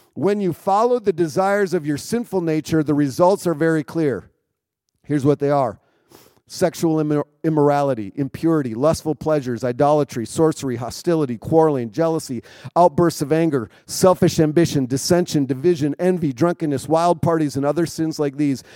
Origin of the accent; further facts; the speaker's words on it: Minnesota, United States; also born or lived in Wisconsin; now in Chicago area, United States; I grew up in Minnesota, so I'm a Minnesota boy